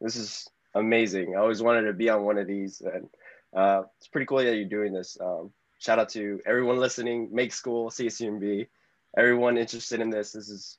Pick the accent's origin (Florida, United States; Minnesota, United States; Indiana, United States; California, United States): California, United States; Salinas Valley; growing up in Salinas Valley, yeah, it is quite unique. Even though when I was growing up, it didn't seem like that. Everyone came from the same background. I didn't really leave Salinas Valley till like high school, as I really explored outside. Growing up here in the Salinas Valley